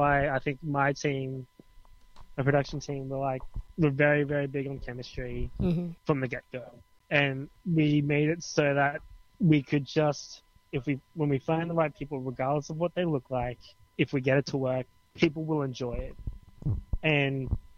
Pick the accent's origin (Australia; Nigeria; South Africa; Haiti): Australia; as Australian culture is that we are diverse